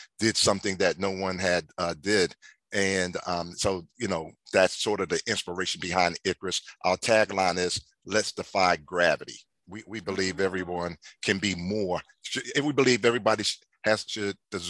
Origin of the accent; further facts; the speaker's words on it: Philadelphia, Pennsylvania, United States; I was born and raised in North Philadelphia, the Strawberry Mansion neighborhood.